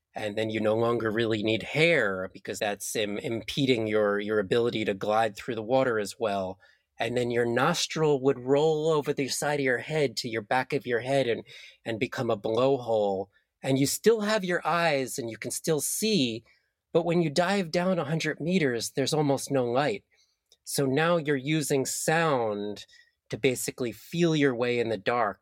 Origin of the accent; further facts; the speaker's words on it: New Jersey, United States; I grew up in New Jersey in the US, and the river that flowed through my town was called the Passaic River